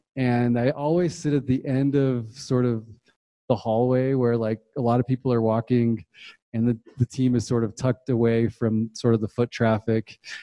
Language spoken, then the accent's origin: English; Utah, United States; moved away; also born or lived in Puerto Rico / Bay Area, California; I moved to Utah